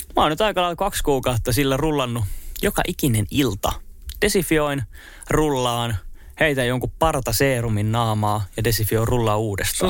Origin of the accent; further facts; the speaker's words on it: Espoo, Uusimaa, Finland; moved away as an adult; also born or lived in Turku; mä sanoin, että Espoosta.